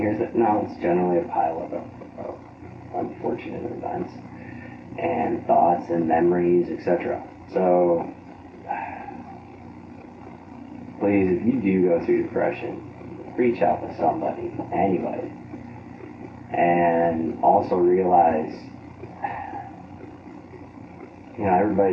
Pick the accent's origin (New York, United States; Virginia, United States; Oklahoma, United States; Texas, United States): Texas, United States; now in Florida, United States; I was born in Texas